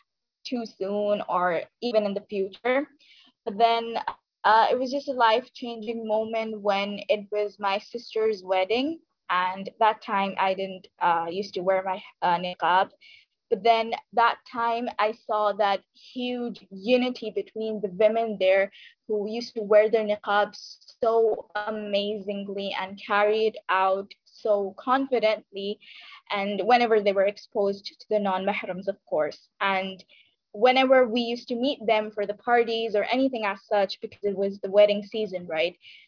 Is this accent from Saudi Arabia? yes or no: yes; Saudi Arabia; now in India; So to begin with, I was born and raised in Saudi Arabia. So, but I'm originally from India. Then I moved back here to India to complete my further education.